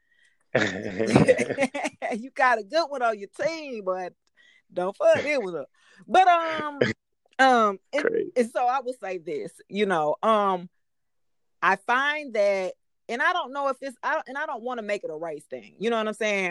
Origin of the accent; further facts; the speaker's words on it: Decatur, Georgia, United States; I'm from Decatur